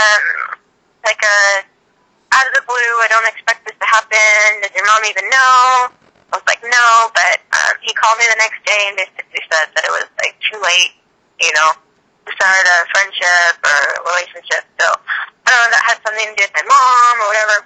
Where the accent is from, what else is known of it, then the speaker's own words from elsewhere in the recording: Houston, Texas, United States; I was raised in Houston